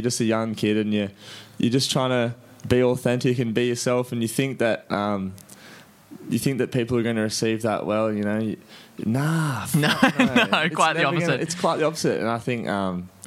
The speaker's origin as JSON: {"language": "English", "town": "Sydney", "region": "New South Wales", "country": "Australia", "tie": "born or raised there", "moved": "yes", "lives_now": "Sunshine Coast, Australia", "said": "was born and raised in Cronulla Beach, down in Sydney way, and now I call the Sunshine Coast home."}